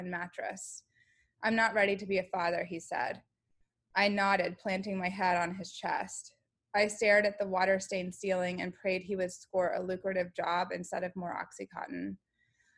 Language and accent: English; Kentucky, United States; moved away as an adult; also born or lived in Vermont; Kentucky, my home state.